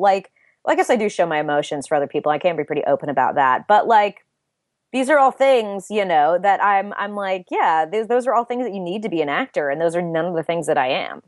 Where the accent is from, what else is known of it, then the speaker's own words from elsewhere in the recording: LA area, Southern California, United States; moved away; I grew up in Southern California, uh, in, in, uh, a small city in the L A area